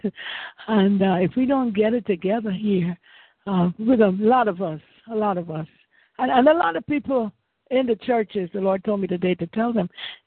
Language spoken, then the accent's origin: English; Guyana; now in Winter Haven, United States; I live in Winter Haven, Florida, but I'm from Guyana. Originally